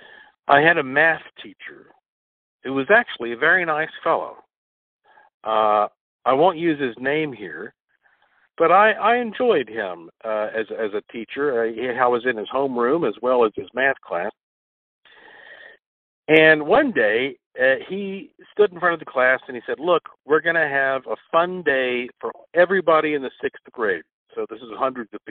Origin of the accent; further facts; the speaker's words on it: North Carolina, United States; also born or lived in Puerto Rico; I was born in North Carolina